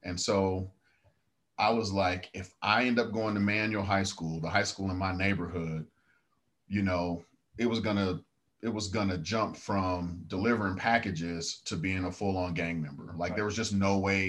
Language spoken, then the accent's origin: English; Denver, Colorado, United States; I grew up in Five Points, Denver, East Side, Denver, single mom, six brothers and sisters